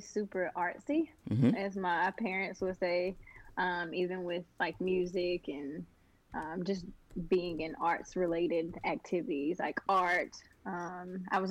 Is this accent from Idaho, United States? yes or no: no; Burlington, North Carolina, United States; also born or lived in Lexington, North Carolina / Winston-Salem, North Carolina; I moved to Burlington when I was about 8 years old. And so I finished out school in Burlington